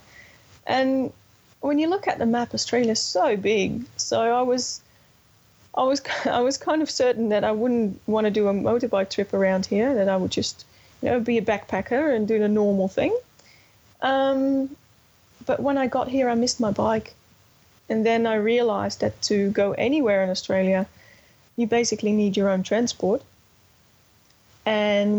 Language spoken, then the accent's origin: English; Netherlands; I'm from the Netherlands